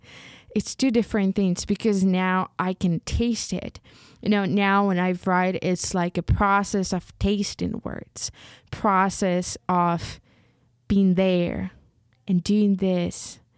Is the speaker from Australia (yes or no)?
no; Ukraine; first language uk; English is a second language; I found even more joy in writing in Ukrainian because it's my mother tongue and I feel it.